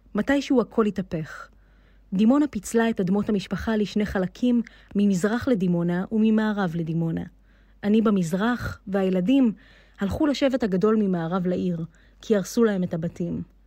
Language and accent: Hebrew; Ras Jrabah, Negev, Southern District, Israel; אני נולדתי כאן ורוצה להישאר כאן